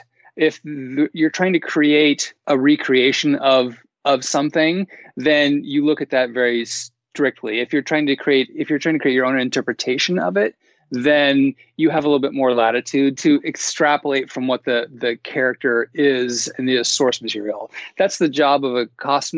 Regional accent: the Northwest, Pacific Northwest, United States; moved away; also born or lived in Seattle; I'm from the Northwest

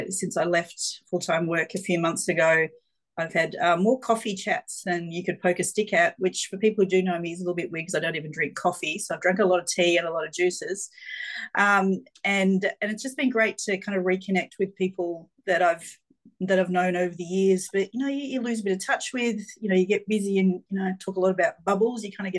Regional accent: Geelong, Victoria, Australia; I grew up in Geelong, so I'm a country girl almost at heart

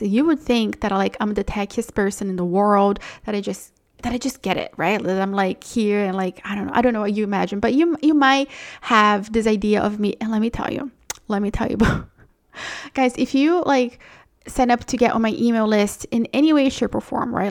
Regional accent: Brazil; moved away; I'm from Brazil

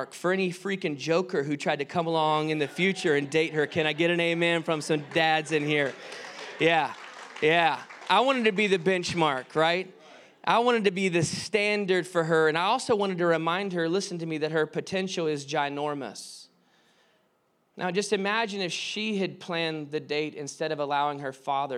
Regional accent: the South, United States; we grew up in the South

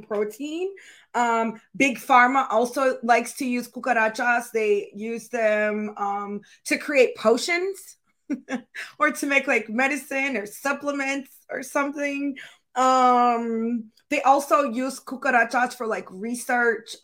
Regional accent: Florida, United States; I was born in Florida

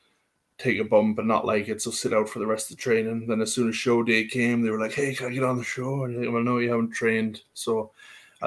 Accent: Carbonear, Newfoundland and Labrador, Canada; moved away as an adult; also born or lived in Calgary, Canada; now in United Kingdom; I was from Carbonair, Newfoundland, out around Maritimes. And then I lived all my life in Carbonair

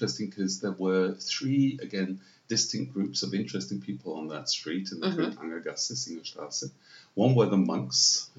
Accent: Vienna, Austria; growing up right in the center of town was like growing up in a village because all the courtyards were open.

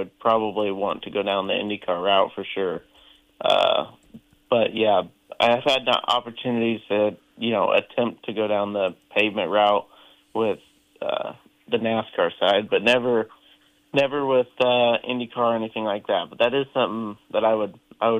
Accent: Indiana, United States; growing up in Indiana

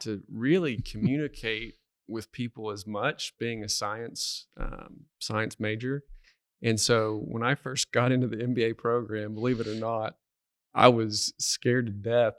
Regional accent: Duncan, Oklahoma, United States; moved away as an adult; now in Stillwater, United States; I'm originally from Duncan, Oklahoma

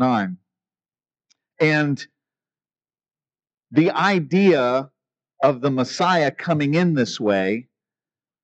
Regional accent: West Virginia, United States; growing up in West Virginia

